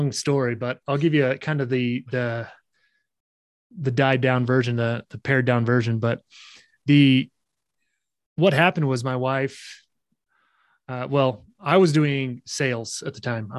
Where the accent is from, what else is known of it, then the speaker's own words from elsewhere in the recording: Oregon, United States; moved away as an adult; now in Utah, United States; I grew up in Oregon. So Northwest, loved it there.